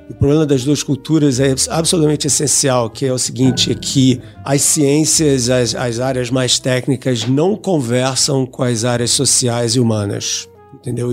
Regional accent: Rio de Janeiro, Brazil; eu sou do Rio de Janeiro, né? E fiz minha educação toda lá

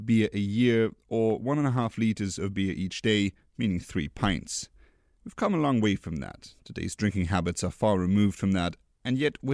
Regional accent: Luxembourg; Luxembourg, my home country

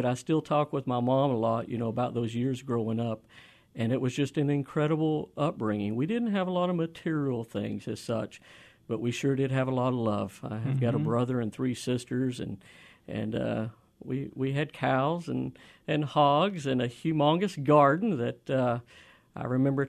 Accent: Inola, Oklahoma, United States; moved away as an adult; I'm an Okie. I'm from Oklahoma. Uh-huh. I grew up about 30 minutes east of Tulsa, outside of a little town called Inola, about 6 miles outside of that town on a little farm there, and that's where I was raised.

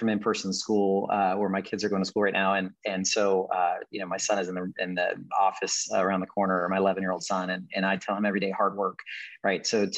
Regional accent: Houston, Texas, United States; also born or lived in Pittsburgh, Pennsylvania; I'm a Texan. I'm a native Texan

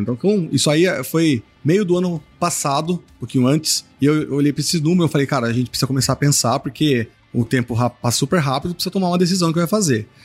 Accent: Sorocaba, São Paulo, Brazil; eu sou do interior, né? Sou de Sorocaba, que é interior de São Paulo.

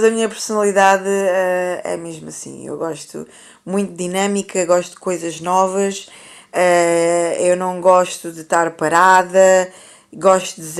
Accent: Brazil; eu sou brasileira, eu considero-me brasileira.

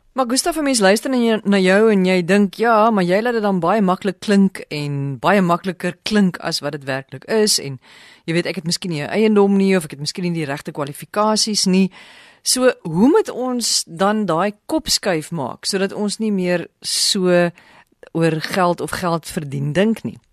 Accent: South Africa; ons as Suid-Afrikaners

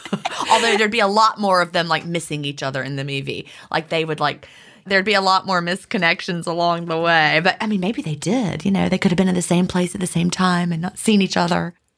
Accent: Virginia, United States; also born or lived in Augusta; I grew up in Virginia

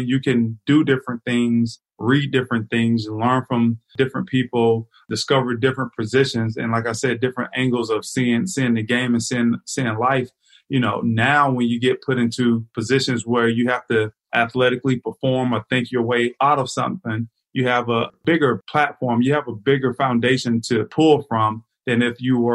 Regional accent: Florida, United States; me growing up in Florida

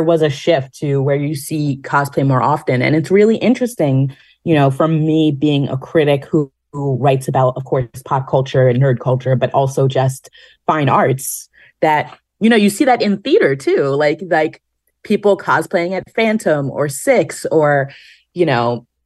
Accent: New York, United States; being a New Yorker

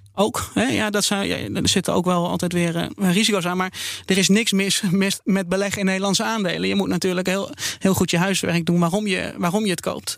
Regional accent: Netherlands; als Nederlander

